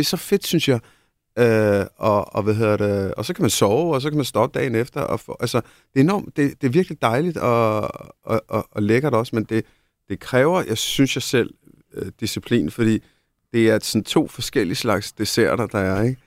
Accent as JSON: {"language": "Danish", "country": "India", "tie": "born or raised there", "moved": "yes", "lives_now": "Denmark", "said": "Nu, jeg er født i Indien."}